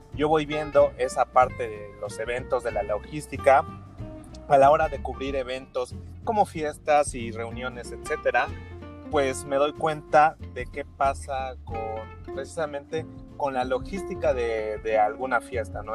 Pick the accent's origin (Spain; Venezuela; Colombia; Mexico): Mexico; como mexicanos